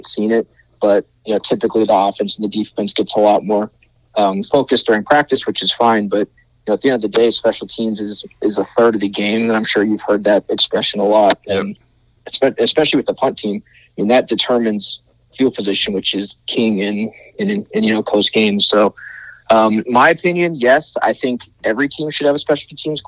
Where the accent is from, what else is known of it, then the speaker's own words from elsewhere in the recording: Texas, United States; my hometown in Texas